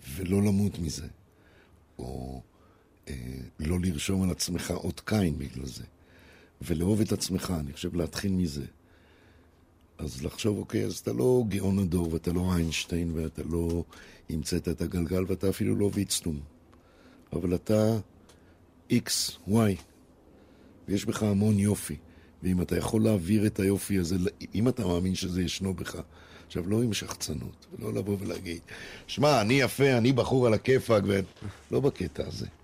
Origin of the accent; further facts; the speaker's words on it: Israel; also born or lived in Brazil; אני ישראלי, באמת, ואני מרגיש ישראלי, וזה הבית שלי